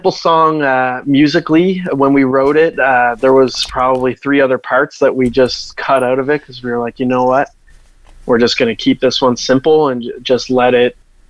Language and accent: English; Halifax, Nova Scotia, Canada; growing up in Halifax, there was a very big hardcore and metalcore scene when I was a kid